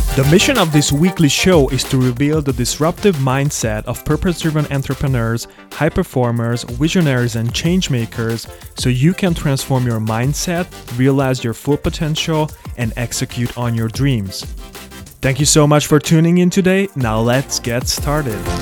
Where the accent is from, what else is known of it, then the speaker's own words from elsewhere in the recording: Hungary; now in Germany; I moved out to Germany. I was born in Hungary.